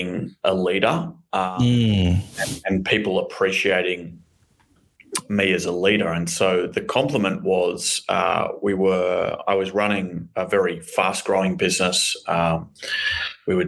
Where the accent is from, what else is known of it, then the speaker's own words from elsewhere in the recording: Melbourne, Victoria, Australia; accent: Australian; I grew up in Melbourne, Australia. You can hear my very big Australian accent